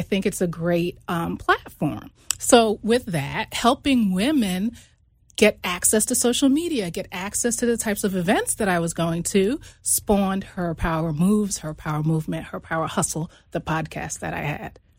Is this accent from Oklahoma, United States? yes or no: no; New York, United States; I actually grew up in New York. I'm originally from New York